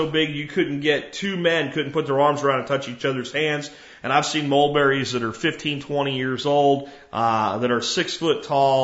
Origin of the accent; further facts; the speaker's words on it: Jacksonville, Florida, United States; an apartment complex I grew up in Jacksonville, Florida in.